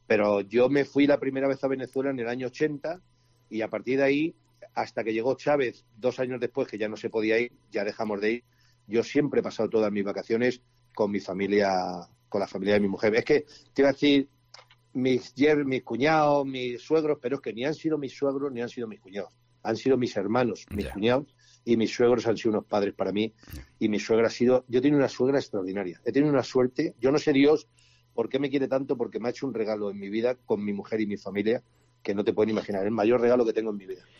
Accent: Spain; now in Seville, Spain; como buenos españoles que somos todos

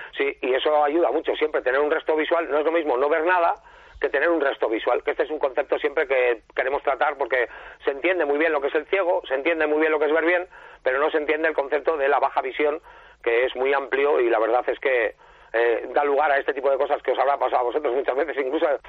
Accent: San Sebastián, Basque Country, Spain; soy un rockero, donostiarra

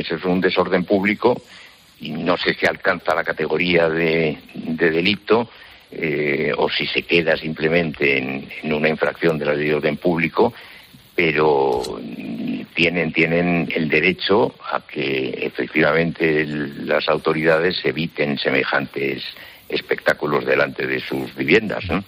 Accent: Zamora, Castile and León, Spain; es en mi ciudad natal, y recuerdo que en mi infancia y en mi adolescencia pues no ocurrían esas cosas en Zamora

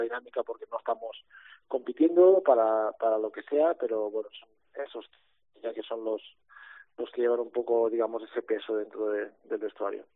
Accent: near Manresa, Catalonia, Spain; Manresa, ¿no? Tirando un poco para casa, eh, un equipo que es de cerca de mi pueblo natal

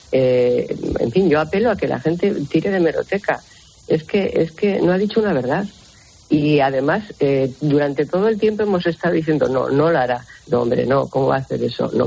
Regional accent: Spain; Y las víctimas de un golpe contra la democracia somos todos los españoles.

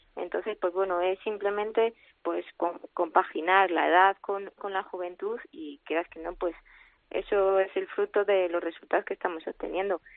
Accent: Madrid, Community of Madrid, Spain; yo soy de Madrid y eso, pues también me, mm. llevó a tomar la decisión de volverme a Madrid

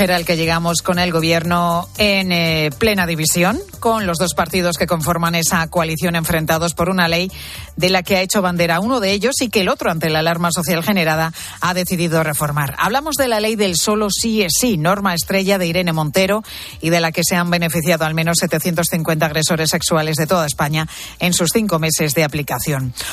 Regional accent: United States; now in Muros, Spain; Bueno, yo me crié en los Estados Unidos y estudié en los Estados Unidos, vine para aquí, me casé y fui ama de casa

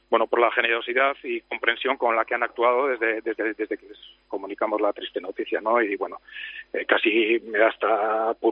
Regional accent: Amorebieta-Etxano, Basque Country, Spain; la mayoría que somos de la Morita somos también del Athletic

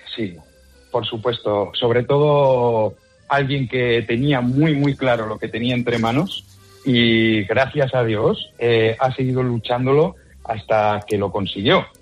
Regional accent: La Rioja, Spain; yo soy riojano, si algo sabemos en La Rioja es chascar patatas

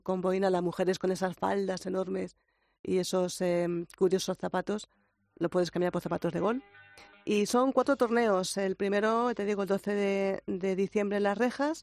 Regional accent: Community of Madrid, Spain; now in Almería, Spain; los madrileños nos echaban de todos sitios

